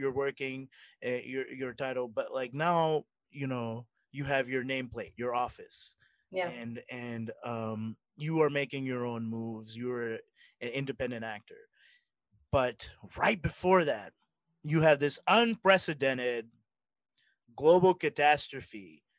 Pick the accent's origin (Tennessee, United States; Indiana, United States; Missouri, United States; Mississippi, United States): Mississippi, United States